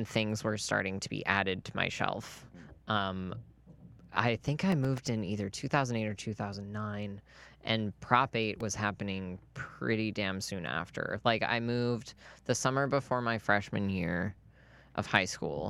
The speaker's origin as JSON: {"language": "English", "region": "North Idaho", "country": "United States", "tie": "born or raised there", "also_born_or_lived": "Utah", "said": "I was born in Utah and then moved up to North Idaho when I was two"}